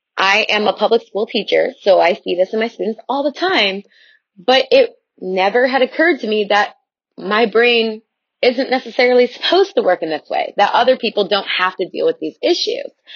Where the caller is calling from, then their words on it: Chicago, Illinois, United States; I'm calling from the Chicagoland area